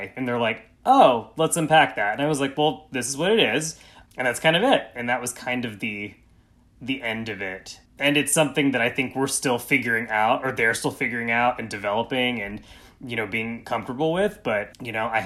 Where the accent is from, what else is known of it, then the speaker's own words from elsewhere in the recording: East Tennessee, United States; grew up in a very conservative, very white, small town in East Tennessee